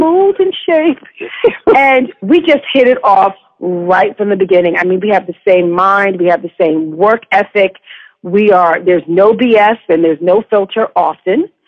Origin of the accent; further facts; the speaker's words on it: New York, United States; I grew up in New York.